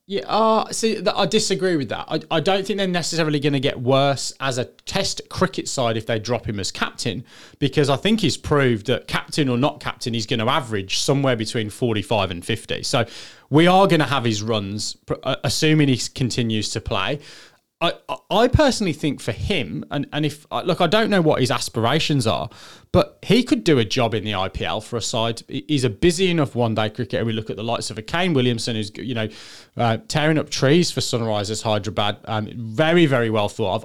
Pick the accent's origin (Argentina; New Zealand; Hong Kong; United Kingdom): United Kingdom; England; I'm English